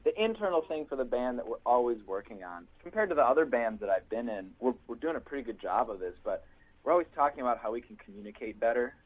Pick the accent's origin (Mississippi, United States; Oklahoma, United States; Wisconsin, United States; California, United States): Wisconsin, United States; Milwaukee; this white kid speaking Spanish to his parents, Jewish, growing up in Milwaukee, Wisconsin